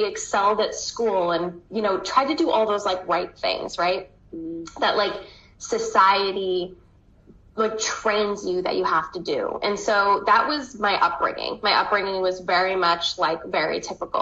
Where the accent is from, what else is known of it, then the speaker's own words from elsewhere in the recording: Southern Maine, United States; I'm from Southern Maine, and I still live here. This is where I've grown up